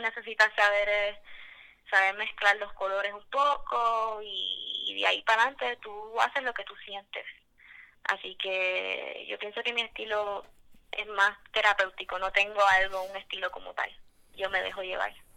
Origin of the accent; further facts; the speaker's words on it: Mayagüez, Puerto Rico; yo soy de Mayagüez